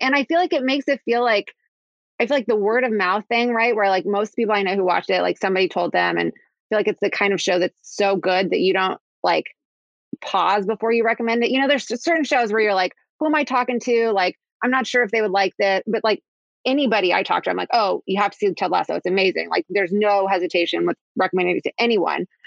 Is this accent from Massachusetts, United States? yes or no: no; Kansas City, Missouri, United States; moved away; I'm from Kansas City originally